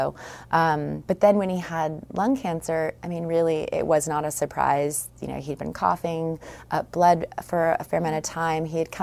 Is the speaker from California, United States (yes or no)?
yes; California, United States; I'm from Northern California in the East Bay area of San Francisco.